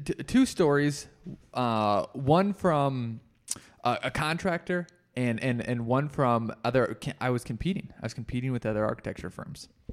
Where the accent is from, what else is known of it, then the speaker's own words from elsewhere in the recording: Rochester, United States; now in Colorado, United States; I probably only do work in Rochester